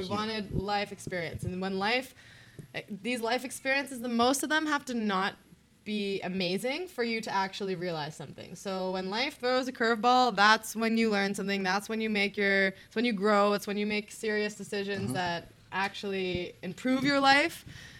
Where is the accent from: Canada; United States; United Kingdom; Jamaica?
Canada; I'm from Canada.